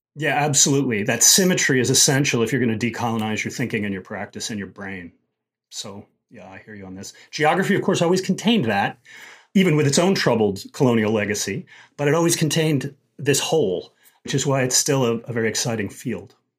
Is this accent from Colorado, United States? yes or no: yes; Denver, Colorado, United States; moved away; growing up in Colorado, particularly back in the seventies